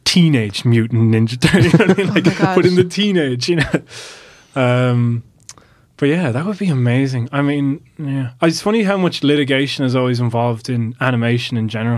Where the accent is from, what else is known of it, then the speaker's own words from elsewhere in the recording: Ireland; being an Irish animator and having the studio here